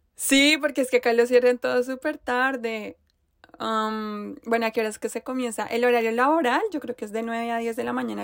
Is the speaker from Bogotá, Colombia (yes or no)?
yes; Bogotá, Colombia; yo vengo de Bogotá